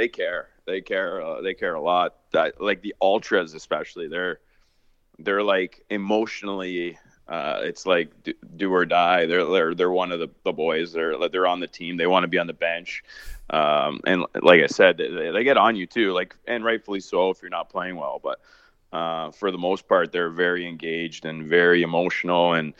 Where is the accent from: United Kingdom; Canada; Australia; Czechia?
Canada; Obviously, I'm North American. I'm Canadian. Lived in this society my whole life, but over there is just like a calmness to the air.